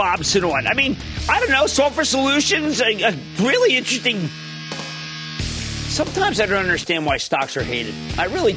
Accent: New Jersey, United States; my home state of New Jersey

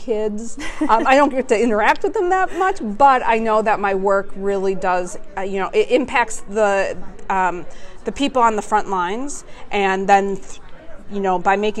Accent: Milwaukee, Wisconsin, United States; also born or lived in Clemson, South Carolina; I'm from the Milwaukee area

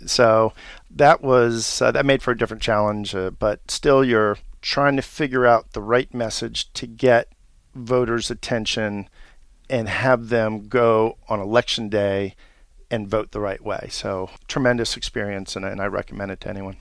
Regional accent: Washington, District of Columbia, United States; I was born and raised here in Washington, D C

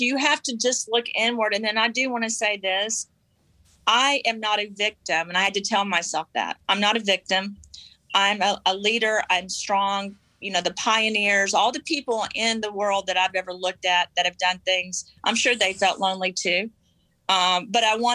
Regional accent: the South, United States; I was raised in the South

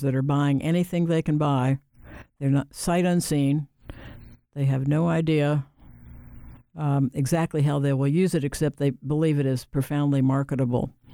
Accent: Ohio, United States; moved away as an adult; also born or lived in North Carolina / Washington, D.C.; now in Raleigh, United States; I grew up in Ohio.

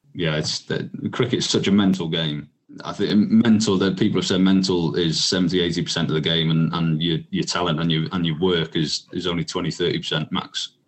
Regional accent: Welsh, Wales, United Kingdom; as I sort of grew up and realised, hang on, I'm Welsh here

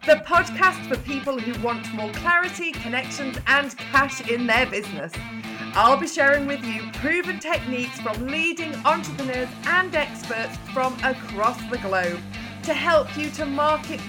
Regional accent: Yorkshire and the Humber, United Kingdom; now in Lancashire, United Kingdom; I'm actually a Yorkshire lass now living in Lancashire

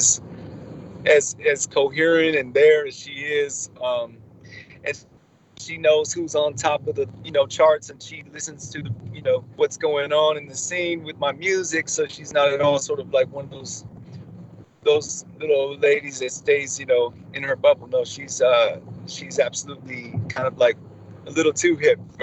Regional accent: Los Angeles, California, United States; also born or lived in Westerly, Rhode Island; I was born in Rhode Island, and I moved to Los Angeles when I was a young boy

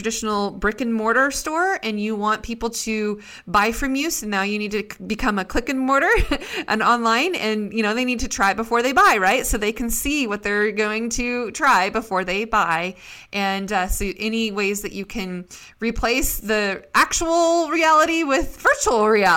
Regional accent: Idaho, United States; also born or lived in Seattle, Washington; born and raised in Idaho

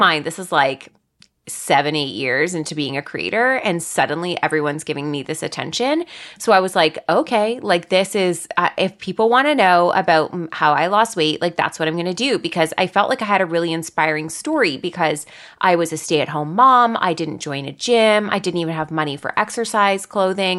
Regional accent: Guelph, Ontario, Canada; I am from Guelph, Ontario. It's about an hour and a bit outside of Toronto in Canada

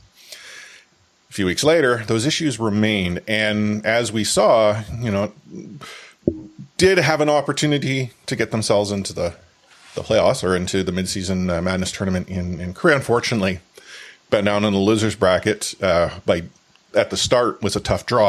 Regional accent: Vancouver, British Columbia, Canada; I'm from Vancouver.

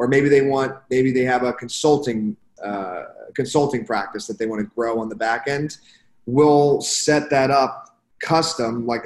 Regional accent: Philadelphia, Pennsylvania, United States; moved away as an adult; also born or lived in Canada; now in Miami, United States; I grew up in Philadelphia area

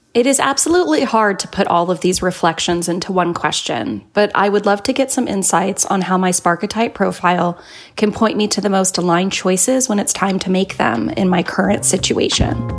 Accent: Brazil; I'm from Brazil

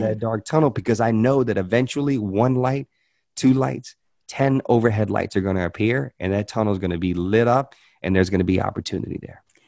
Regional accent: Hope, Arkansas, United States; also born or lived in Louisiana; I was born in Louisiana. I, but I, I moved to Arkansas when I was nine years old

